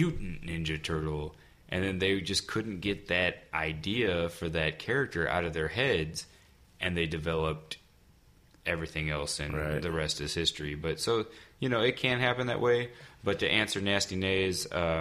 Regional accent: United States; myself being from America

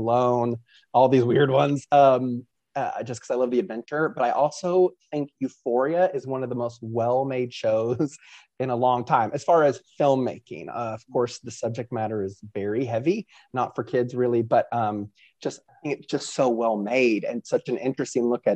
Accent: Kentucky, United States; I'm from Kentucky. Like, I only know Kentucky things.

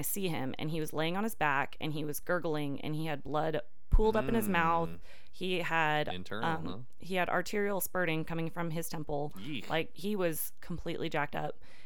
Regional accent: Washington, United States; moved away as an adult; also born or lived in Southern Oklahoma; now in Tulsa, United States; I'm actually originally from Washington State

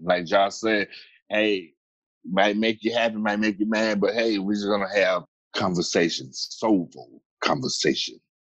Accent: Atlanta, Georgia, United States; I am originally from Atlanta, Georgia

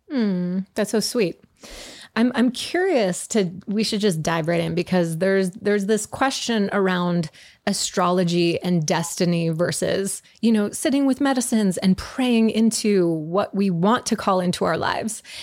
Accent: Montreal, Quebec, Canada; I grew up in Montreal.

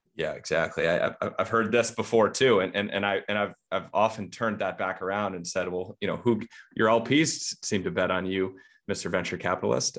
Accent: United States

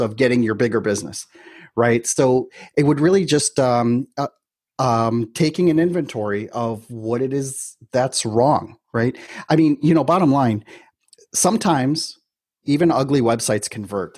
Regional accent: Milwaukee, Wisconsin, United States; moved away as an adult; now in Miami, United States; I'm originally from Milwaukee, Wisconsin.

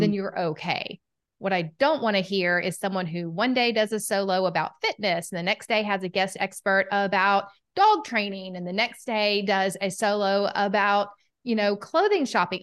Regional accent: Southern United States, United States; accent: Southern; my Southern accent

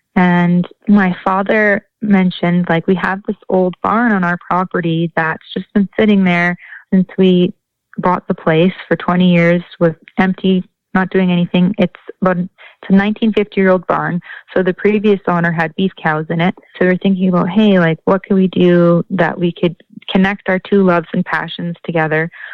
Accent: Leduc County, Alberta, Canada; I'm from Leduc County, Alberta.

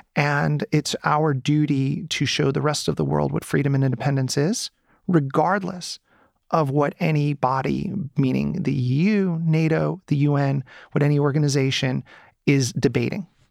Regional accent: United States; moved away as an adult; now in Ukraine; I'm an American citizen

